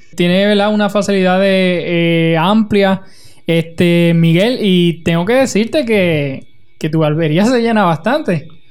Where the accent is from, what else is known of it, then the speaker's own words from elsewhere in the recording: Utuado, Puerto Rico; mi pueblo de Utuado